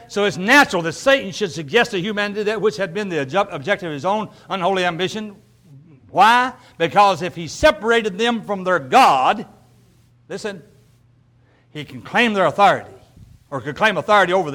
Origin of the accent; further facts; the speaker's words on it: the South, United States; I'm from the South, obviously you can tell that a little bit